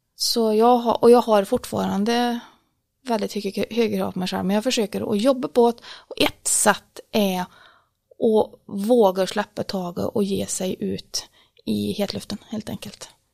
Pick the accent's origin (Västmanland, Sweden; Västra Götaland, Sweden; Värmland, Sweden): Värmland, Sweden; Årjäng; jag är uppvuxen i Värmlandsskogarna, eller egentligen inte i skogen så som jag bor idag, utan jag bodde faktiskt i ett samhälle, ett mindre ort som heter Åring